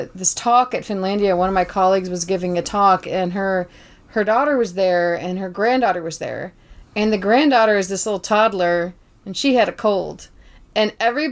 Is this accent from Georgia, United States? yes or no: yes; Tybee Island, Georgia, United States; moved away; I'm from Tybee Island, Georgia